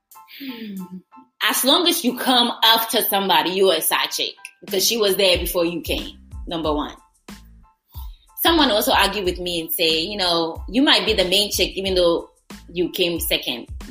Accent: Ghana; I'm Ghanaian

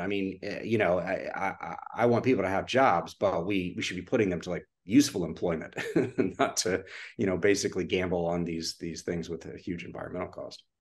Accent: Austin, Texas, United States; moved away; growing up in Austin was truly just a, it was an incredible childhood.

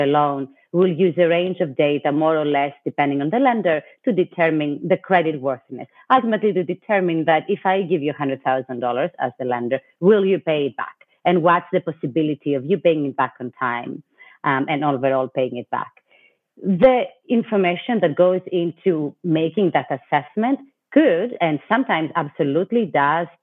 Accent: Greece; moved away as an adult; also born or lived in New York City, United States / Washington, D.C., United States; now in United States; I was born and raised in Greece, and I lived briefly as well in Europe, but I've spent most of my adult life in the U.S., in New York

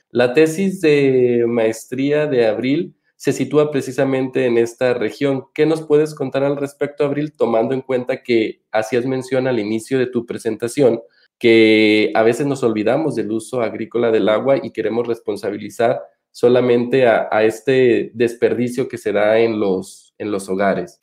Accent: Michoacán, Mexico; yo soy michoacano y vengo particularmente de una tierra

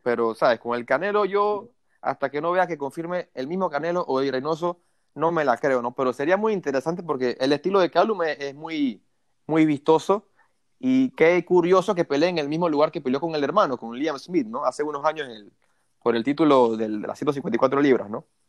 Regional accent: Panama; uno como panameño

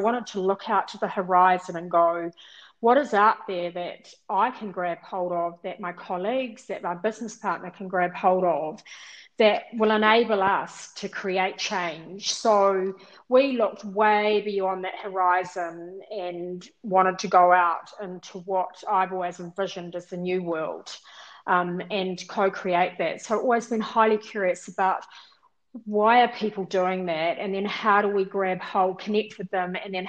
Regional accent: South Island, New Zealand; I grew up mainly in the South Island, and I was one of six girls.

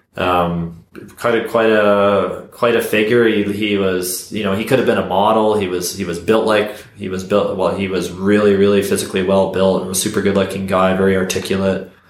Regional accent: Canada; I'm from Canada.

